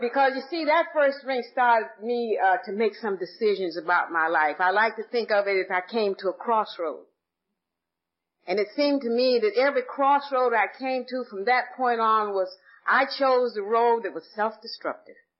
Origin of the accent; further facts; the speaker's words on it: Atlanta, Georgia, United States; I was born and raised in Atlanta, Georgia